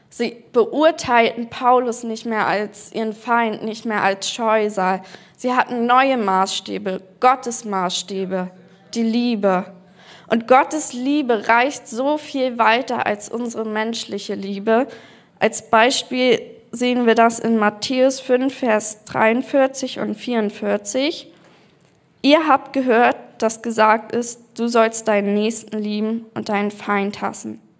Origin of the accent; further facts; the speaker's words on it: Berlin, Germany; Und zwar bin ich in Berlin aufgewachsen, in einer Kursfamilie.